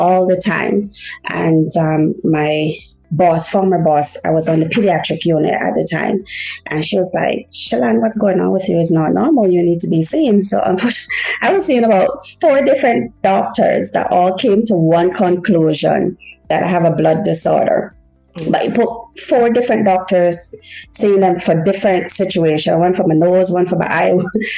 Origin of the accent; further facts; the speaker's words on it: George Town, Cayman Islands; first language Haitian Creole; English is a second language; moved away as an adult; also born or lived in Haiti / Montreal, Canada; I was born in Haiti, and I've came to the Cayman Islands when I was like 2+, and I've been in the Cayman Islands ever since, straight up until young adult